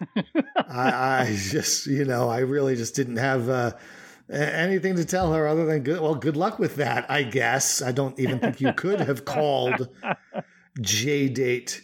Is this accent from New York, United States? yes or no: yes; New York, United States; moved away as an adult; now in North Carolina, United States; when I was a kid growing up in New York